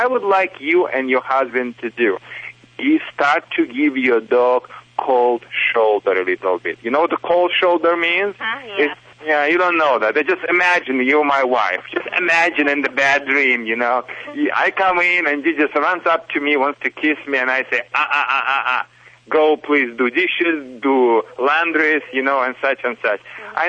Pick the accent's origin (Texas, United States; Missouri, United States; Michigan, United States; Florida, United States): Michigan, United States; accent: Michigan; English is a second language; also born or lived in Soviet Union; It's not a Russian accent, you know. It's a Michigan accent because I'm from Michigan, but originally from Soviet Union, of course, but not from Kazakhstan.